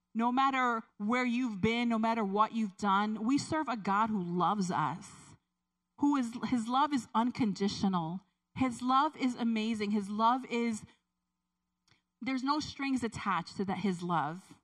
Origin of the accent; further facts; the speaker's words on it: Puerto Rico; moved away; I grew up in, I was born in Puerto Rico